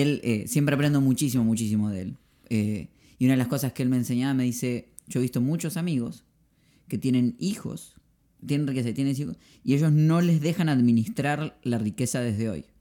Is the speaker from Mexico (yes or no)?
no; Argentina; soy argentino